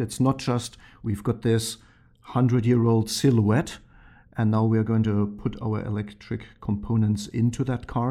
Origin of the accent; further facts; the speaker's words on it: Germany; moved away; growing up in Germany